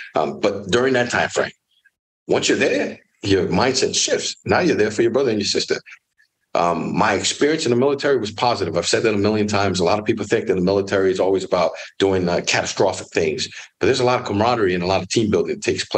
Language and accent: English; Miami, Florida, United States; also born or lived in Orlando, Florida; I'm born and raised in Miami, Florida, raised by a single mom